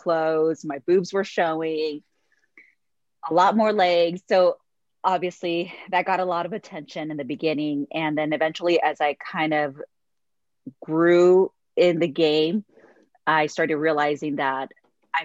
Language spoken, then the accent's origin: English; Mexico; moved away; I grew up really poor and I'm originally from Mexico. So I'm a Mexican immigrant